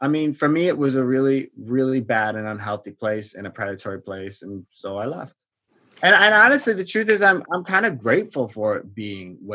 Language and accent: English; Wisconsin, United States; moved away as an adult; also born or lived in Kansas City; now in Washington, D.C., United States; I grew up in Wisconsin, and I went to school near Kansas City.